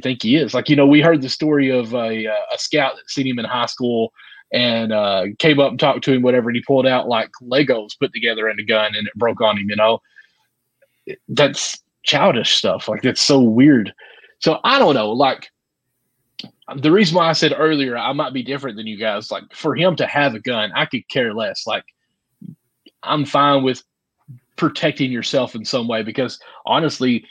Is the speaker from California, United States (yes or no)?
no; Kentucky, United States; I'm from the South here in Kentucky